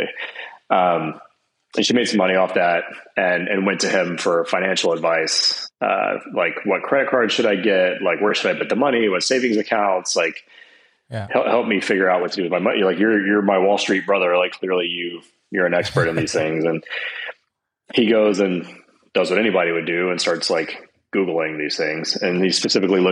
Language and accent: English; Atlanta, Georgia, United States; moved away as an adult; also born or lived in Boston / New York; We grew up in Atlanta together